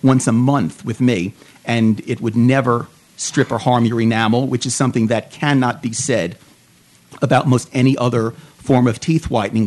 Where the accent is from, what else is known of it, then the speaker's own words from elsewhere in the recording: New York, United States; moved away as an adult; also born or lived in Arizona; now in Phoenix, United States; I'm originally from New York, as you will pick up as you listen to me more. Moved out here about 13, 14 years ago